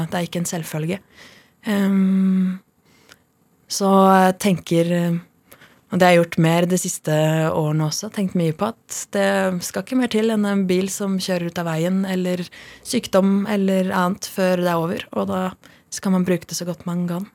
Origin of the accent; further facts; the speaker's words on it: Oslo, Norway; also born or lived in Madagascar; jeg er født på Sankthanshaugen i Norge